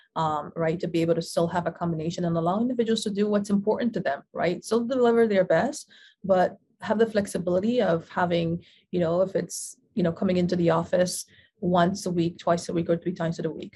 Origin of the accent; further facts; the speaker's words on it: Panama; now in New York, United States; an implant from across the world, originally born and bred in Panama